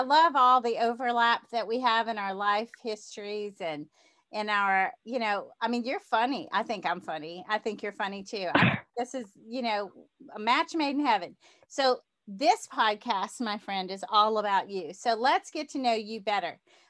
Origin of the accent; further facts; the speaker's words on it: the South, United States; accent: Southern; you're going to detect my Southern accent probably more than normal because it comes out when I talk to fellow Southerners.